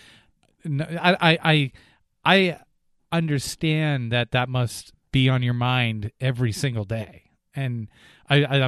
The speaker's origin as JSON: {"language": "English", "region": "New Hampshire", "country": "United States", "tie": "born or raised there", "said": "I didn't grow up in Vermont, but I grew up in New Hampshire"}